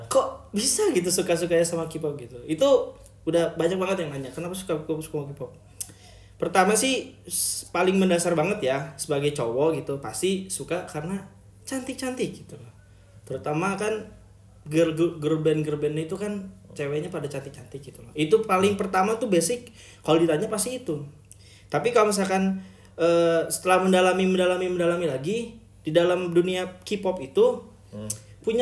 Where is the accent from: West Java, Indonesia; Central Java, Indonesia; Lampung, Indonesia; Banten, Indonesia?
Banten, Indonesia; Cilegon; moved away as an adult; now in Sudan; gue asli dari Cilegon Banten